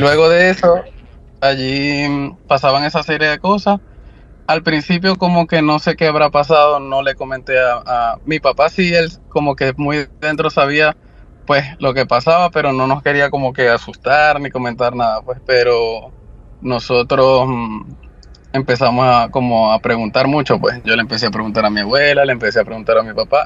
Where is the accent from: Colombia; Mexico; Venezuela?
Venezuela; Maracaibo, Zulia; moved away as an adult; now in California, United States; mediados del 2005-2006 en mi país, Venezuela, específicamente en la ciudad de Maracaibo